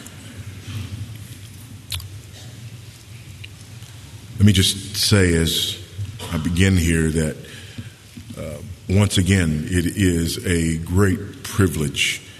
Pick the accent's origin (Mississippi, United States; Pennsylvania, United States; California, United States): California, United States; Los Angeles; moved away as an adult; also born or lived in Texas; I was born and raised right here in Los Angeles